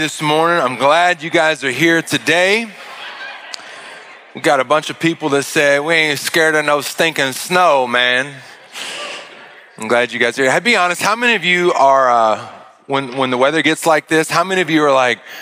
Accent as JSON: {"language": "English", "region": "Arkansas", "country": "United States", "said": "I'm from Arkansas"}